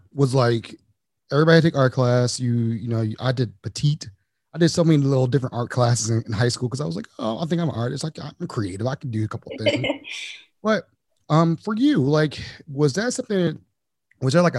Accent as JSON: {"language": "English", "town": "Baltimore", "region": "Maryland", "country": "United States", "tie": "born or raised there", "said": "growing up in Baltimore"}